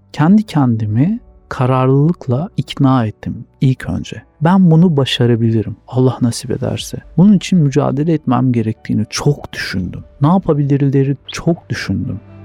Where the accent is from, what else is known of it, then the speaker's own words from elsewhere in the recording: Sakarya, Turkey; 1979 doğumlu Sakaryalıyım.